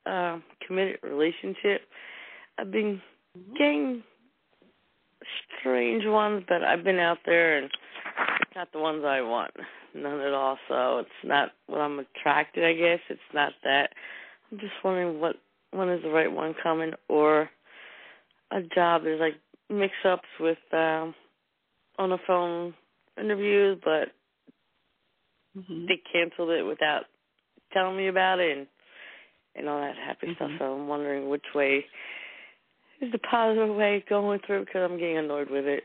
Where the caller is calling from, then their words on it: New Jersey, United States; from New Jersey.